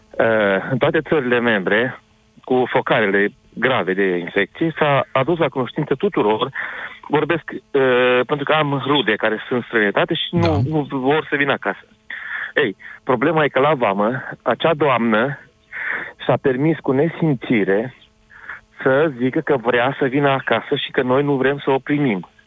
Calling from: Cluj-Napoca, Cluj County, Romania; Sunt un cetățean din Cluj, foarte supărat și revoltat totodată.

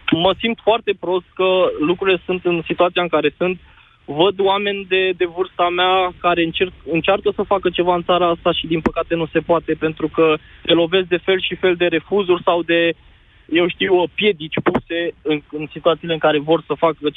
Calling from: Bucharest, Romania; din București.

